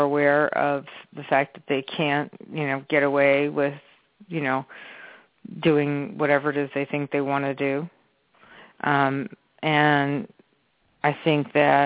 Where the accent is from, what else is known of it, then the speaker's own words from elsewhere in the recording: New York, United States; also born or lived in Chicago; I was raised in New York. I was born in Chicago